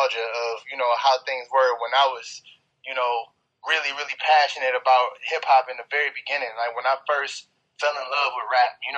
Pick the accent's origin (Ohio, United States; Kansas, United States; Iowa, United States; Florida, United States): Ohio, United States; East Cleveland; also born or lived in Euclid, Ohio; I'm from East Cleveland.